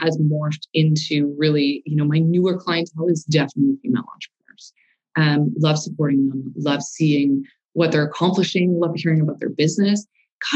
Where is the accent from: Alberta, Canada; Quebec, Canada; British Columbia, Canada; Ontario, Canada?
Quebec, Canada; Montreal; moved away as an adult; now in Calgary, Canada; born and raised in Montreal, moved to Calgary in 06